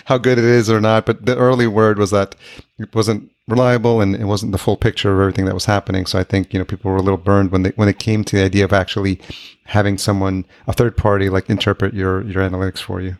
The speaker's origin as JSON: {"language": "English", "town": "Yonkers", "region": "New York", "country": "United States", "tie": "born or raised there", "also_born_or_lived": "White Plains, New York / Manhattan, New York City", "said": "I grew up in Yonkers."}